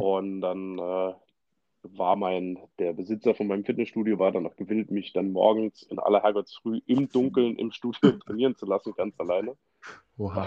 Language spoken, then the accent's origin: German; Saarland, Germany; geboren, aufgewachsen bin ich im Saarland, genauer gesagt so in der Saluja-Ecke